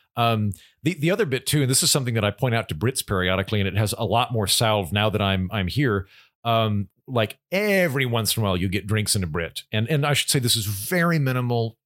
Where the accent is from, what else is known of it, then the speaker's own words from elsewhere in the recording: United States; as an American